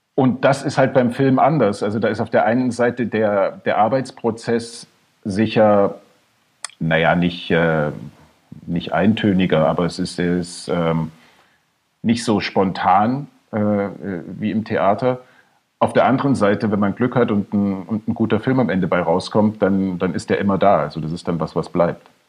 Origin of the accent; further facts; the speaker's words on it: Bad Schandau, Saxony, Germany; also born or lived in Dohna / Neustadt in Sachsen / Massachusetts; ich bin da in der Nähe aufgewachsen, in, in Bad Schandau und, in, und Neustadt